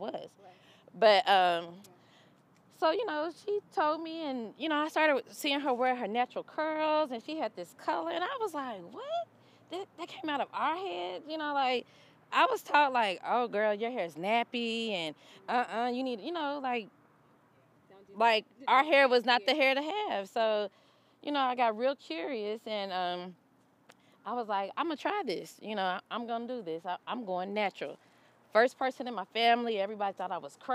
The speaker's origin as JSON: {"language": "English", "region": "Kentucky", "country": "United States", "moved": "yes", "lives_now": "Atlanta, United States", "said": "I moved to Atlanta. I'm originally from Kentucky. I moved to Atlanta in 2005"}